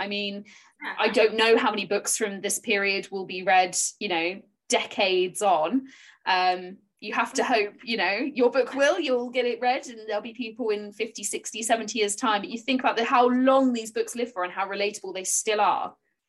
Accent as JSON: {"language": "English", "town": "Bridport", "region": "South West England", "country": "United Kingdom", "tie": "born or raised there", "also_born_or_lived": "Dorchester", "said": "I grew up literally in Hardy country. My birthplace was Dorchester, so I lived right by Max Gate. I lived in Bridport, which is, I think, as you call it, Port Breedy in his books. And I basically grew up around there"}